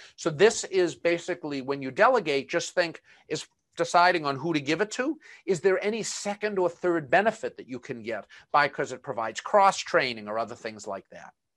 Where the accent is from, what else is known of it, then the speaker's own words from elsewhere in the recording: Boston, Massachusetts, United States; accent: Boston; my Boston accent